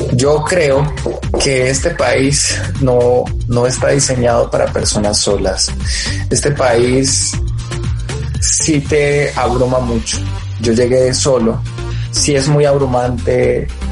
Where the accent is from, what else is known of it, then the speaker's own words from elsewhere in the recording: Colombia; somos colombianos